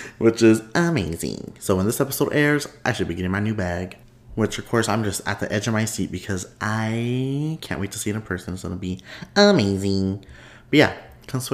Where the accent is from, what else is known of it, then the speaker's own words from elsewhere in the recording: Texas, United States; I'm Texan